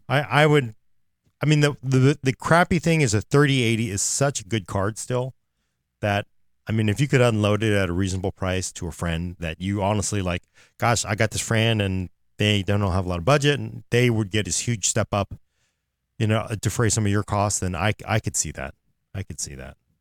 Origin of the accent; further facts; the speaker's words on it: Oakland, California, United States; I am from Oakland